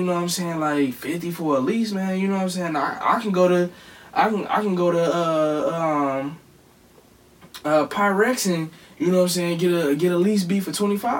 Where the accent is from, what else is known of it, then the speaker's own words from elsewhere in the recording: Cleveland, Ohio, United States; you from Cleveland just like I'm from Cleveland, and you do this just like I do this